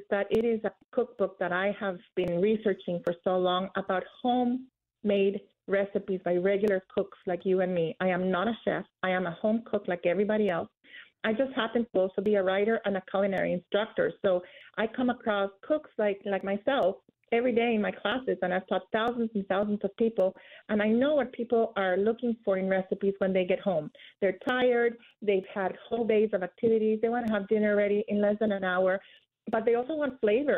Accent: Guatemala; moved away; also born or lived in Philadelphia, United States; I was born in the United States in Philadelphia, but I moved to Guatemala when I was 5 years old, where my family was from

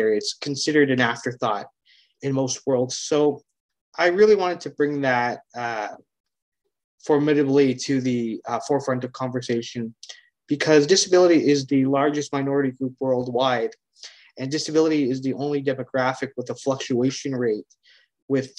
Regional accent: Hamilton, Ontario, Canada; I'm from Hamilton, Ontario, Canada

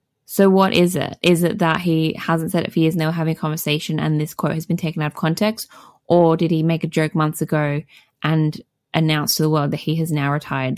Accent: Boston, Massachusetts, United States; since I was growing up in Boston and as a child heard the word F used on the street before I knew what it even referred to.

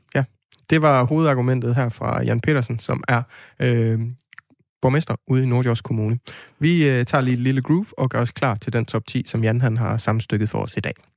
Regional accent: West Jutland, Denmark; now in Aarhus, Denmark

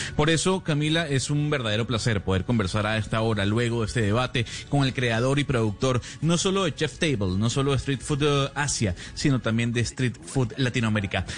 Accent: Venezuela; como venezolano

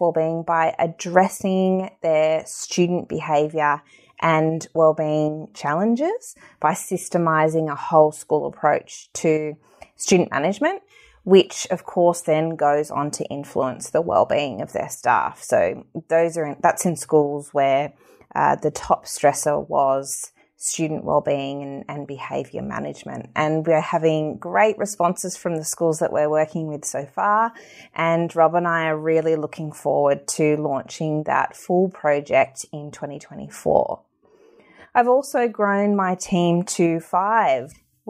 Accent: Tasmania, Australia; I've been to every state across Australia except Tasmania, which is my home state.

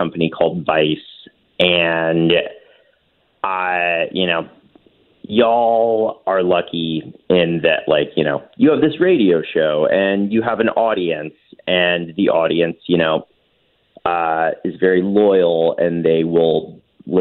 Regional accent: Western North Carolina, United States; moved away as an adult; also born or lived in New York / Los Angeles; I grew up in Western North Carolina

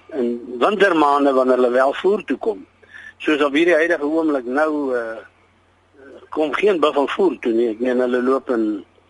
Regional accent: Molopo, on the Botswana border, North West, South Africa; is gebore in die Malopo op die Botswana grens

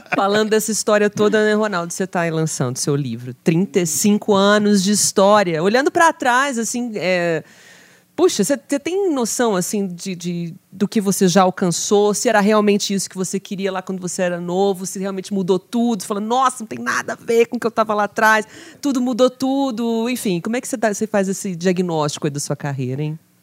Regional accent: Minas Gerais, Brazil; Sou mineiro, sou é. daqui.

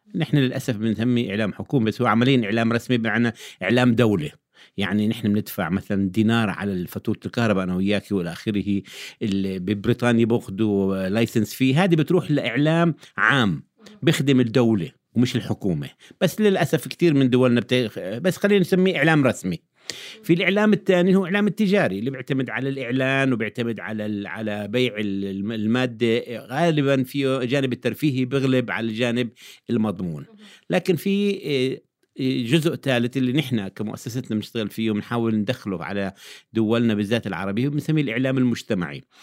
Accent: Jordan; عندنا في الأردن

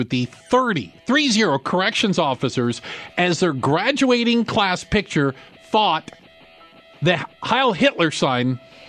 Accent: Northern Virginia, United States; also born or lived in Washington, D.C.; I grew up in Northern Virginia.

